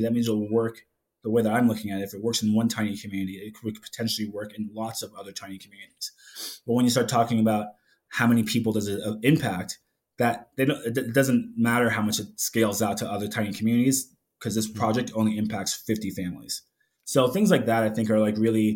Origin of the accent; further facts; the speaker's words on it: New York City, New York, United States; moved away; growing up in New York City